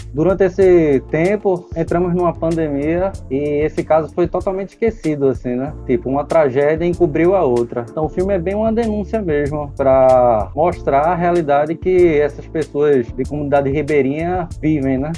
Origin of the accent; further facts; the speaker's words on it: Olinda, Pernambuco, Brazil; realizador pernambucano, cresci em Olinda